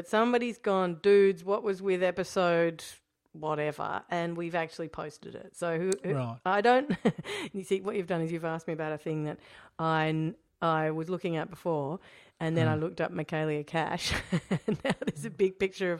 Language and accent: English; Australia; I think one thing that you could learn as an Australian in opposition